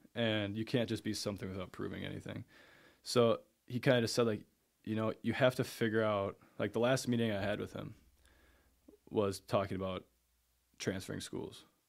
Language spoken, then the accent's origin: English; Eau Claire, Wisconsin, United States; I grew up there, went to Eau Claire North